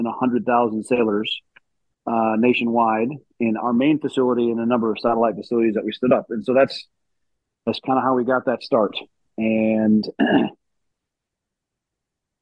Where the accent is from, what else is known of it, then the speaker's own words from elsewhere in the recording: West Michigan, United States; I was born and raised in West Michigan